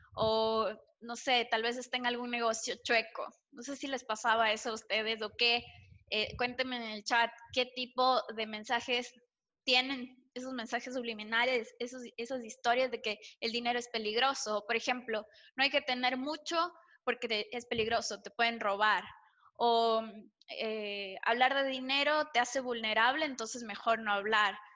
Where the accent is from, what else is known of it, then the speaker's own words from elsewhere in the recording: Ecuador; en Ecuador tenemos, una, tenemos, por lo menos cuando yo crecía, una sociedad bastante conservadora